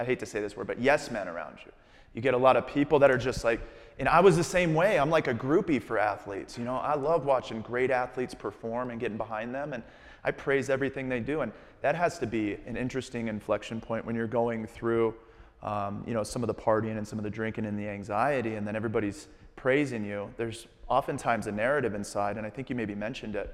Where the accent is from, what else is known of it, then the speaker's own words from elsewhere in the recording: Tucson, Arizona, United States; I grew up in Tucson, Arizona